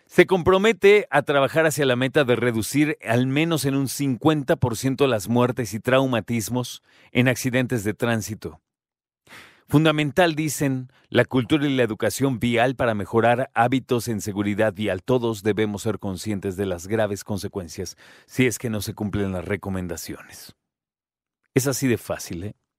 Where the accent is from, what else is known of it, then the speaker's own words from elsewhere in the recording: Mexico; Nosotros como mexicanos